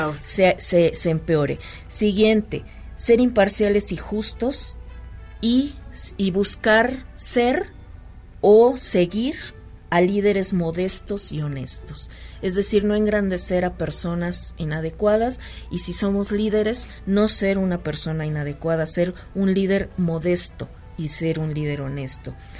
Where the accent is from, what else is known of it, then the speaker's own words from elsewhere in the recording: Mexico; como mexicanos no debemos tomar atajos